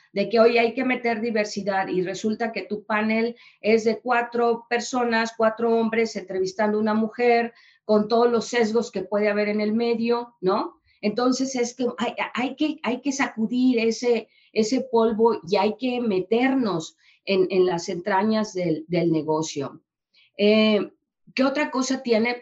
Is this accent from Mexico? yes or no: yes; Mexico; yo mexicana, que vengo de, que vengo de eh, una experiencia en Holanda